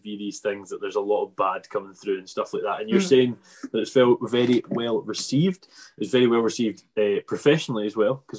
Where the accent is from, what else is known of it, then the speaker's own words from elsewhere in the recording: Isle of Arran, Scotland, United Kingdom; I'm from the Isle of Arran